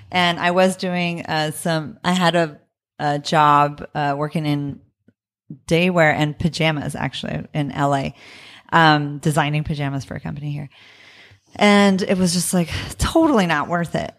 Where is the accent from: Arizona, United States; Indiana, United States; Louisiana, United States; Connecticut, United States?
Arizona, United States; Tucson; also born or lived in New York; now in Los Angeles, United States; I'm from Tucson, Arizona, Mexicana from Tucson, Arizona